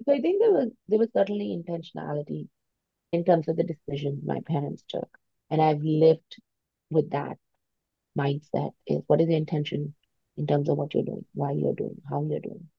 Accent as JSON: {"language": "English", "region": "suburb near New Delhi", "country": "India", "tie": "born or raised there", "also_born_or_lived": "United States", "moved": "as an adult", "lives_now": "Toronto, Canada", "said": "I grew up in, in a little uh, suburb near New Delhi. And at the age of 19, I moved to the US to study."}